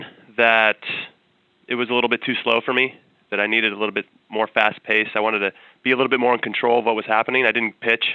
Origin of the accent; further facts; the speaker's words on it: Temple City, California, United States; camp in Southern California where I grew up in Temple City